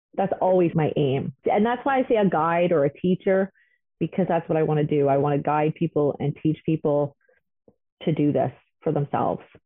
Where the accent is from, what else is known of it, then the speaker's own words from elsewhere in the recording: the North, Northern Canada, Canada; Growing up in the North, I am I do identify as Aboriginal